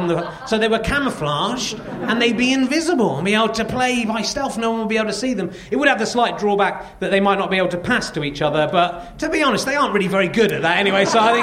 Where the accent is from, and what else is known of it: England, United Kingdom